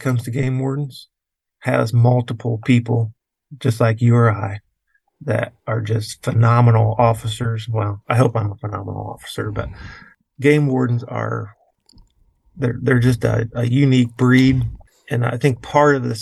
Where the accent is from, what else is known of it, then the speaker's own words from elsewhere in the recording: Indiana, United States; moved away as an adult; now in Ohio, United States; I'm really from Indiana